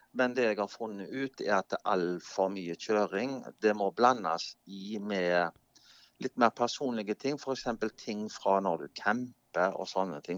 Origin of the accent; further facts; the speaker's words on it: Norway; Jeg er jo nordmann